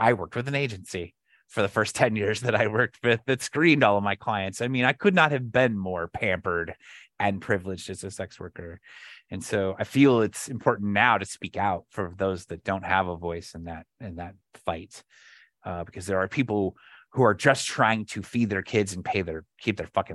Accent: Flagstaff, Arizona, United States; my hometown of Flagstaff

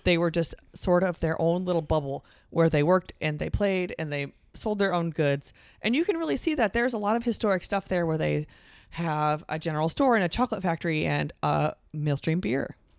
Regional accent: Coralville, Iowa, United States; this will be our sixth visit to my hometown of Coravelle

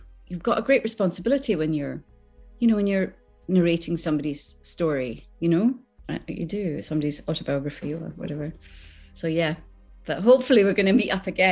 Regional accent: Islay, Scotland, United Kingdom; accent: Scottish; moved away; also born or lived in Skegness, Lincolnshire; I was brought up on Isla, and I went to a little tiny primary school.

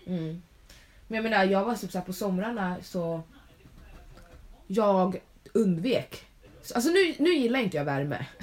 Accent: Sweden; presenterar jag mig väl som svensk

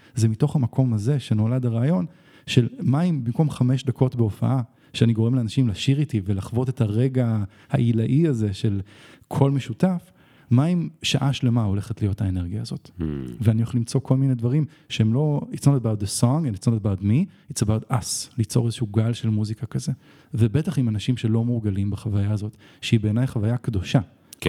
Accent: Israel; אבל אני כן ישראלי

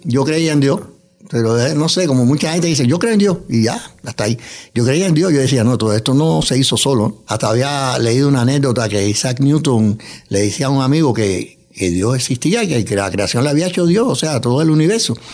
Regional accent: Cuba; moved away as an adult; also born or lived in New York, United States; now in United States; He trabajado en varios órganos de prensa en mi país natal, en Cuba, también aquí en Estados Unidos, en Nueva York

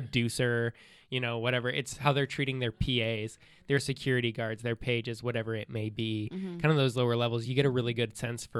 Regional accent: Carmel-by-the-Sea, California, United States; now in Los Angeles, United States; I grew up in Carmel.

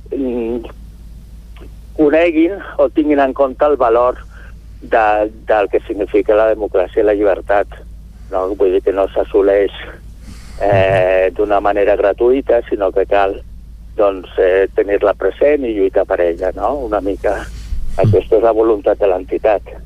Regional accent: Sant Feliu, Catalonia, Spain; jo sóc de Sant Feliu

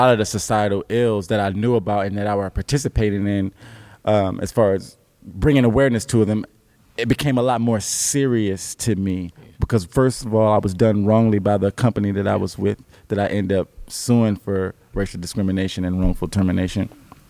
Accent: Alabama, United States; I have other family that's back home in the South in Alabama. So I came from Alabama up here after moving around the world because my parents were in the military.

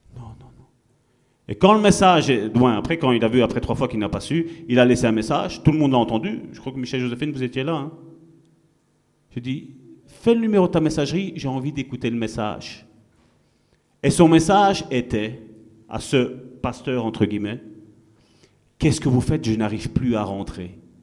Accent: Italy; moved away; Je suis italien

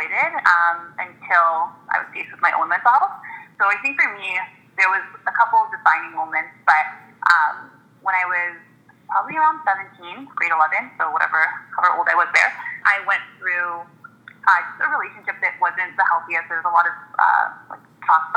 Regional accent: Toronto, Ontario, Canada; So I was born and raised in Toronto. I've always been in the city in the West End.

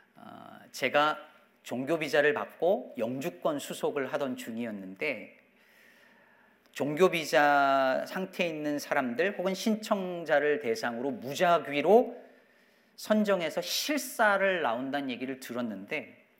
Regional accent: South Korea; moved away as an adult; now in United States; 제가 여전히 한국 사람이라는 것을 계속 알고 기억하고 있었던 거죠

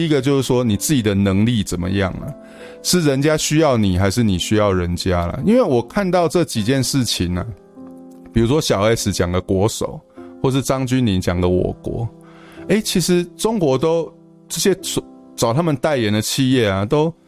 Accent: Taiwan; 然后我是我是台湾人，但是我读中国书长大。

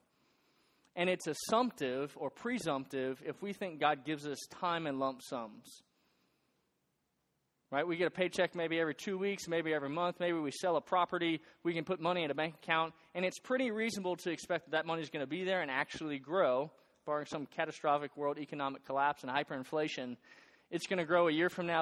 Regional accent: north shore of Lake Pontchartrain, outside New Orleans, South Louisiana, United States; moved away as an adult; now in Boone, United States; I'm from South Louisiana. I'm from right outside New Orleans. And where I live, my hometown, is on the north shore of a massive lake called Lake Pontchartrain

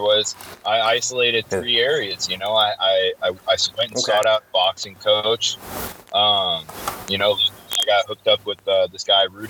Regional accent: Sarasota, Florida, United States; moved away as an adult; also born or lived in Minot, North Dakota; now in Portland, United States; I was born and raised in Sarasota

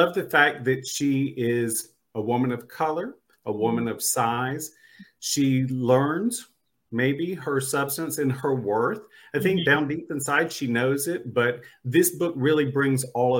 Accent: North Carolina, United States; now in Los Angeles, United States; I'm from the East Coast. I grew up in North Carolina, and I live in Los Angeles now.

